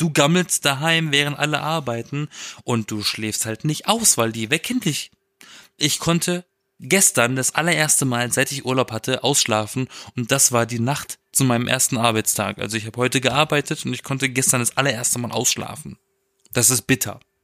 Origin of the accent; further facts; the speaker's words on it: Europa-Park area, Baden-Württemberg, Germany; moved away; ich war im Europapark, das ist der geilste Park der Welt, in meiner Heimat